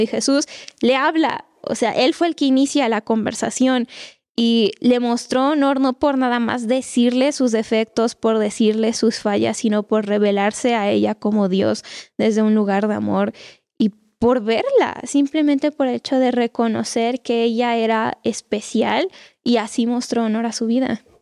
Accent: Mexico; los mexicanos tenemos una cultura muy cálida

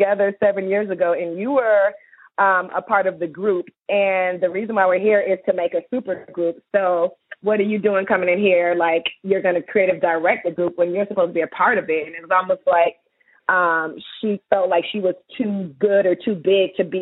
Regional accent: Atlanta, Georgia, United States; we're both from Atlanta

